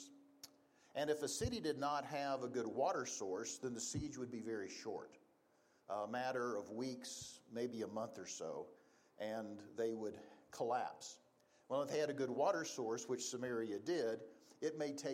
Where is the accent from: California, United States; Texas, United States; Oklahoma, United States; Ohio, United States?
Texas, United States; moved away as an adult; now in Casper, United States; We are originally from Texas. We moved up here 25 years ago to Casper